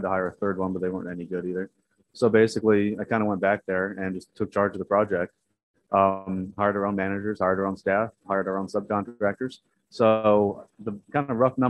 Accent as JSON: {"language": "English", "town": "San Diego", "region": "California", "country": "United States", "moved": "as an adult", "lives_now": "Dallas, United States", "said": "I'm from San Diego"}